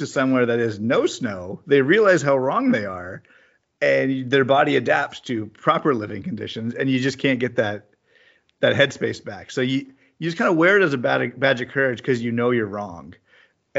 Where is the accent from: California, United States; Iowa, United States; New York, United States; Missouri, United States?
California, United States; I'm from California